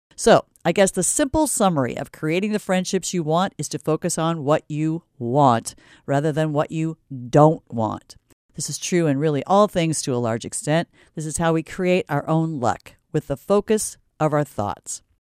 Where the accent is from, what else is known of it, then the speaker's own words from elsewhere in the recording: Stanton, Iowa, United States; I'm from Stanton, and no, I'm not Swedish